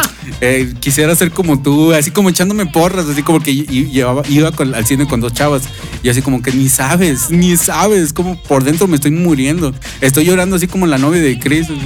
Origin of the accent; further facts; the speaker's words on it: Mexico; somos mexicanos